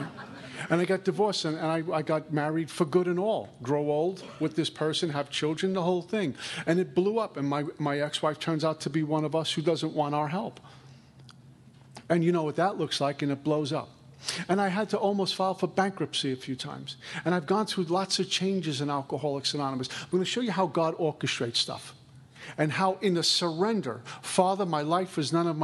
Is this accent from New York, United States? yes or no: yes; New York, United States; moved away as an adult; now in Florida, United States; I'm from New York